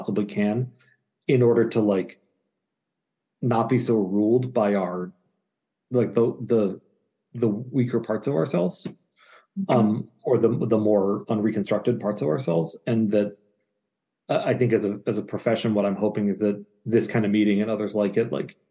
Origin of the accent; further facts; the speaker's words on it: Cambridge, Massachusetts, United States; I grew up in Cambridge, Massachusetts, like literally trick-or-treating at analysts' houses